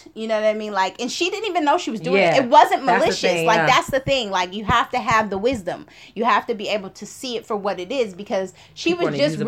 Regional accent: Oakland, California, United States; moved away; I'm from Oakland.

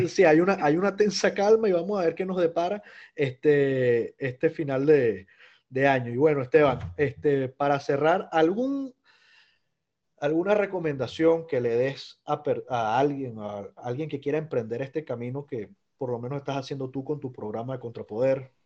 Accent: Caracas, Capital District, Venezuela; moved away; como venezolano extraño mi casa, extraño ver mi Cerro Ávila

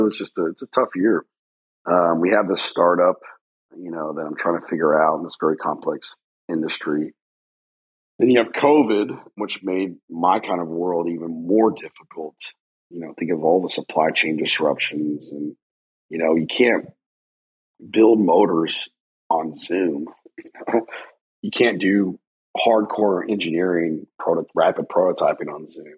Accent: United States; I'm an American

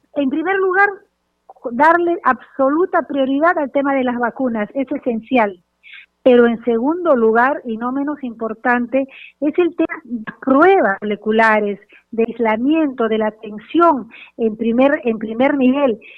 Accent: Peru; como peruana

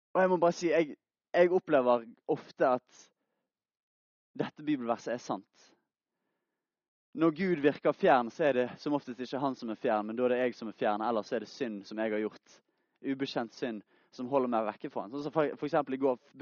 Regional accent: Bergen, Vestland, Norway; Jeg er fra Bergen, 20 år gammel

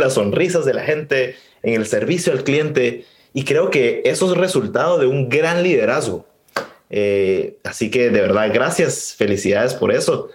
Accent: Guatemala; yo como guatemalteco

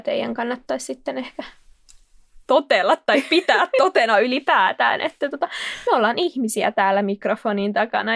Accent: Kokkola, Central Ostrobothnia, Finland; also born or lived in Jyväskylä; now in Helsinki, Finland; mä oon alun perin Kokkolasta ja Jyväskylän kautta nyt Helsinkiin päätynyt juoksija

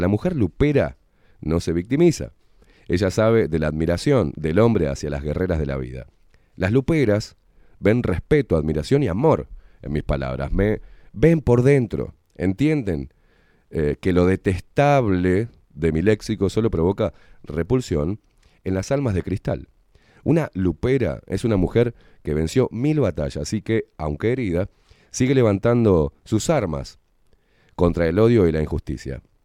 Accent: Argentina; vengo de una cultura que es la Argentina y en Argentina se expresa amor a través de la puteada

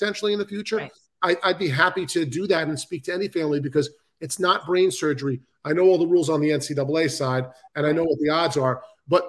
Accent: New York City, New York, United States; I'm from Queens, New York.

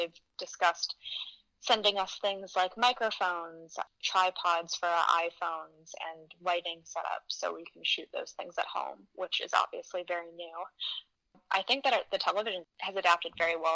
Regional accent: Michigan, United States; now in Queens, New York, United States; I'm obviously not native. I'm from Michigan

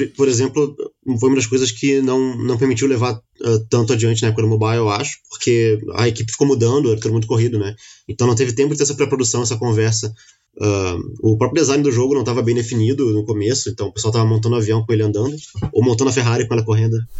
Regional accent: Rio de Janeiro, Brazil; eu sou carioca

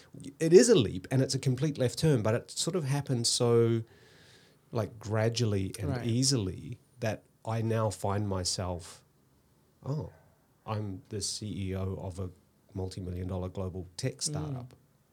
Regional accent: New Zealand; I grew up in New Zealand, actually. Yeah. So we moved around a lot.

